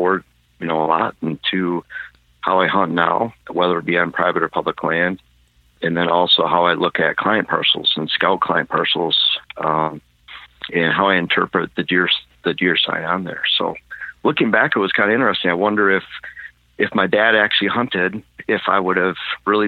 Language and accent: English; Michigan, United States; moved away as an adult; now in Wisconsin, United States; I was born and raised in Michigan. In fact, I lived there for 42 years, and then the past 5 years in Wisconsin